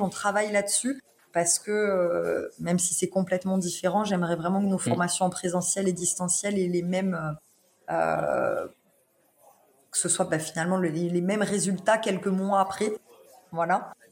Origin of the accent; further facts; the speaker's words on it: Lozère, Occitania, France; je suis née en Lozère, donc je suis très chauvine.